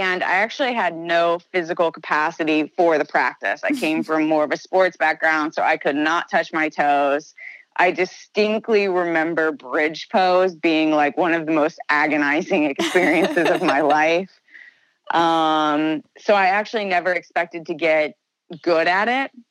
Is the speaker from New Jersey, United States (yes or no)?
no; Southern Indiana, United States; moved away as an adult; also born or lived in Chicago; I grew up in Southern Indiana.